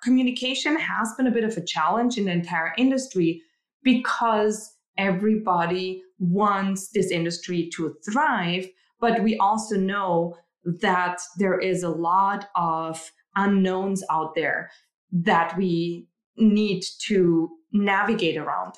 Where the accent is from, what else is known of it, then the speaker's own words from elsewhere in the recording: Austria; moved away; I'm originally from Austria